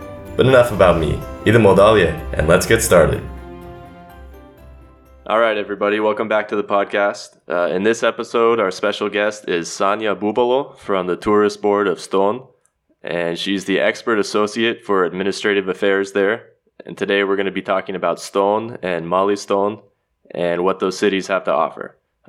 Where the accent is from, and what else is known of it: Los Angeles, California, United States; born or raised there; moved away as an adult; now in Zagreb, Croatia